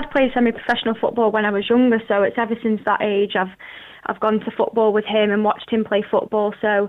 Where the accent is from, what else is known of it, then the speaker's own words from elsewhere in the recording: Scotland, United Kingdom; I am Scottish